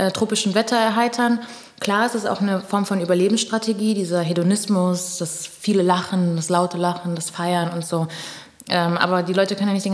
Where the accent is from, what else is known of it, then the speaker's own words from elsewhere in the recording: Pernambuco, Brazil; ja, ich bin Brasilianerin, mhm. weil Brasilien ist das fünftgrößte Land der Welt. Also ich könnte gerade sagen, okay, Pernambucana vielleicht.